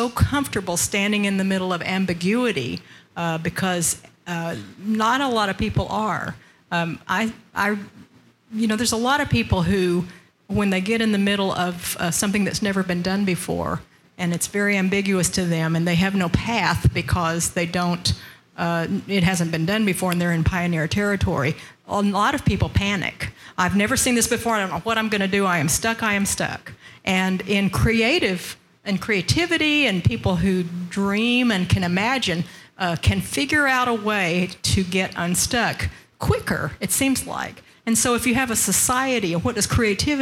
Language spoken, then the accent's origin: English; Arkansas, United States; also born or lived in Oklahoma; I grew up in Arkansas